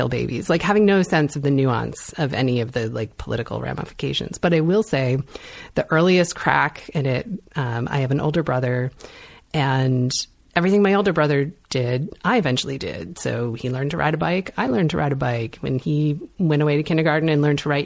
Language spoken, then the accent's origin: English; East Hartford, Connecticut, United States; moved away; I'm from East Hartford, Connecticut